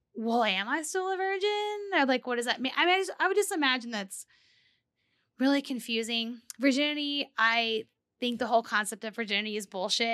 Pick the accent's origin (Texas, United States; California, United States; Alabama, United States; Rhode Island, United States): Texas, United States; Corpus Christi; I grew up in Texas, in South Texas, like okay. near the Corpus area.